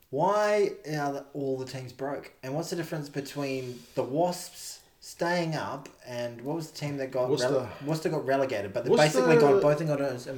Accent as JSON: {"language": "English", "region": "Auckland", "country": "New Zealand", "tie": "born or raised there", "said": "Yeah, I'm a shore boy. Okay. I grew up in Glenfield, though, so blue-collar"}